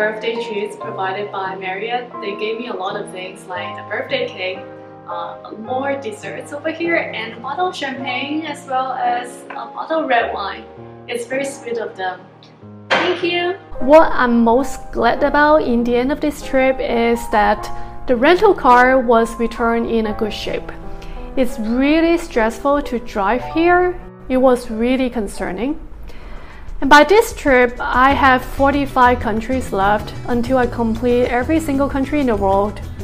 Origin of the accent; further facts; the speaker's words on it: United States; as American